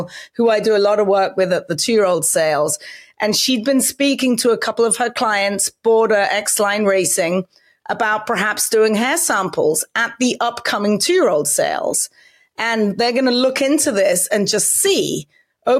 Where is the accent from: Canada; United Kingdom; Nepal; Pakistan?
United Kingdom; England; now in United States; I can remember growing up in England